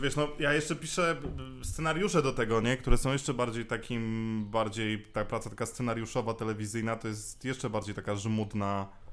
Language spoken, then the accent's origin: Polish; Poland; also born or lived in Masuria; ja się wychowywałem na takiej rzeczywiście bardzo małej wsi